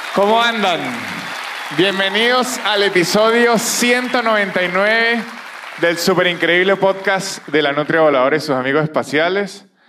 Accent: Venezuela; now in Argentina; soy venezolano

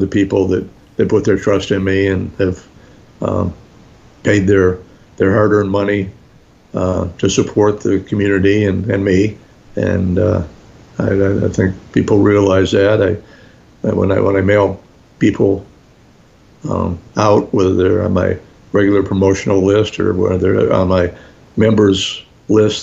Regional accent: New Jersey, United States; we're both from New Jersey

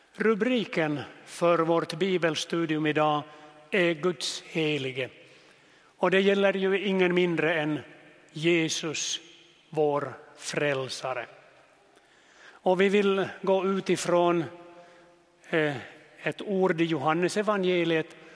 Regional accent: Jeppo, Ostrobothnia, Finland; also born or lived in Nykarleby / Vörå; Jag är född i Jeppo, gick i seminariet i Nykarleby

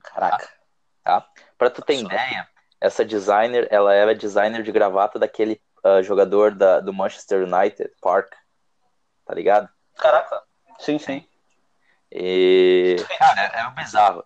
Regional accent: Rio Grande do Sul, Brazil; moved away as an adult; now in Ireland; Eu sou do Rio Grande do Sul, só que eu não sou de Porto Alegre

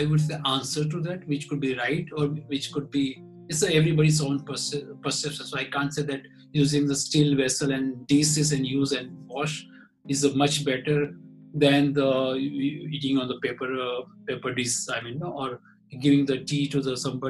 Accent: Ahmedabad, Gujarat, India; I'm from Ahmedabad.

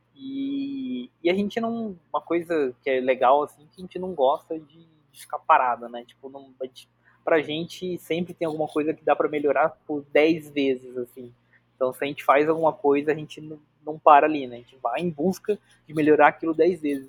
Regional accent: Bauru, São Paulo, Brazil; Eu sou de Bauru

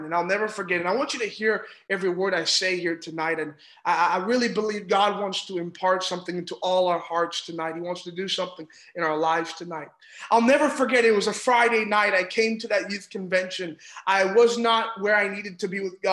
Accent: Ontario, Canada; I'm from Ontario in Canada.

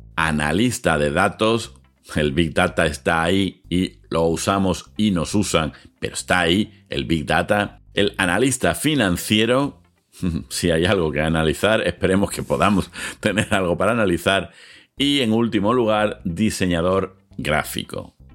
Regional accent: Seville, Andalusia, Spain; en Sevilla, de donde yo soy, donde yo ejerzo

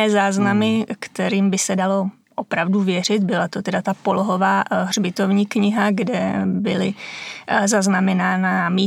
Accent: Šumava, Czechia; já jsem ze Šumavy, tam u nás máme kostelíček, čtyři křížky a to je veškerý hřbitov

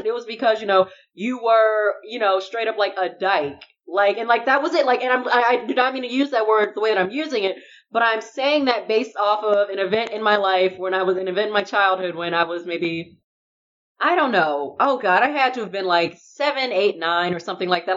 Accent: Chicago, Illinois, United States; I was in the suburbs of Chicago for a long time

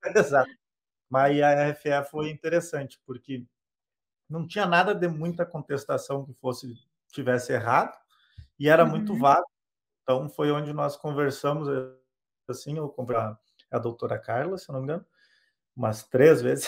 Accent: Rio Grande do Sul, Brazil; eu sou do Rio Grande do Sul

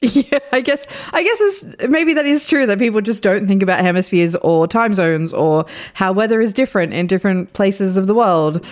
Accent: Australia; I'm Australian

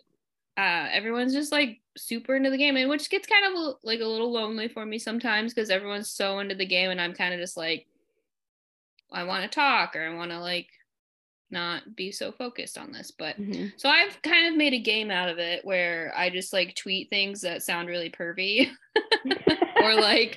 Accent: Arizona, United States; moved away; I'm from Arizona

